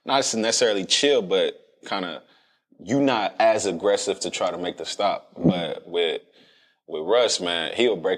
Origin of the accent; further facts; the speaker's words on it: Dallas, Texas, United States; I'm from Dallas